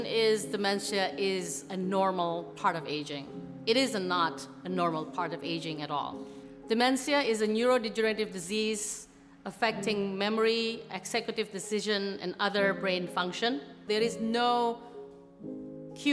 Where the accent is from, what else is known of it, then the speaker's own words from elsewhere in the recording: Jakarta, Indonesia; moved away as an adult; also born or lived in Australia; I grew up in Jakarta, Indonesia